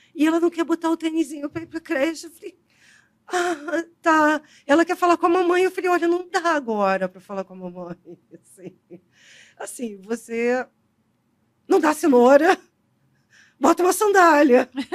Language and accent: Portuguese; Rio de Janeiro, Brazil; eu sou carioca